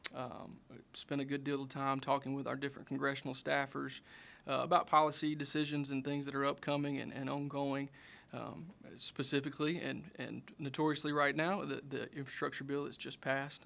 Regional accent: Mendenhall, Mississippi, United States; I grew up in Minnehaha, Mississippi, uh, down in Simpson County

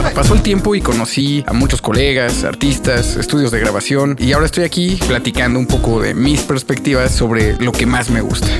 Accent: Mexico City, Mexico; soy un músico chilango

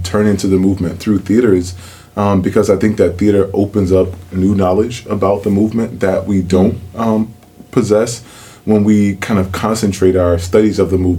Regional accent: Mississippi, United States; I'm from Mississippi

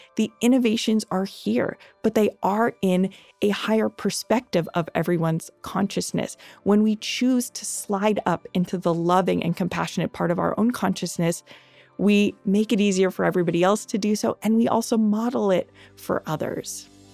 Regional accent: Los Angeles, California, United States; I grew up here in Los Angeles

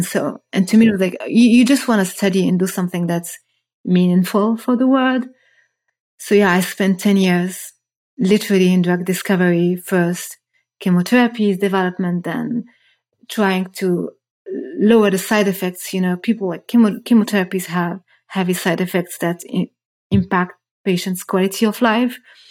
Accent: Rabat, Rabat-Salé-Kénitra, Morocco; moved away as an adult; now in Germany; I was born and I grew up in Morocco. Moved to Germany 15 years ago as a first immigrant to study chemistry

